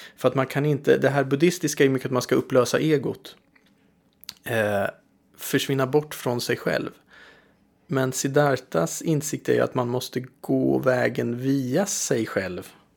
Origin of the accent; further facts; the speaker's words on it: Linköping, Östergötland, Sweden; Linköping där jag växte upp